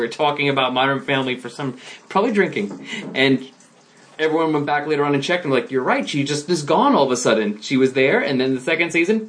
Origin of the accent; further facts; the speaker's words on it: New Jersey, United States; I'm from Jersey.